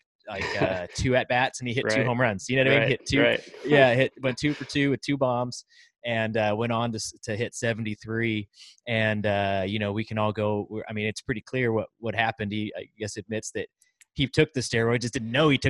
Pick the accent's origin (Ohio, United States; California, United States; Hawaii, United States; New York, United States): California, United States; Chowchilla; I was from Chowchilla, California, which is right there in the Central Valley, kind of near Fresno